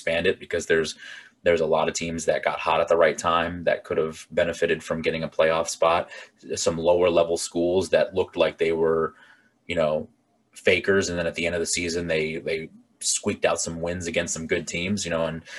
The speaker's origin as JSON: {"language": "English", "region": "Virginia", "country": "United States", "tie": "born or raised there", "moved": "yes", "said": "growing up in Virginia and living all across, like in different parts in the country"}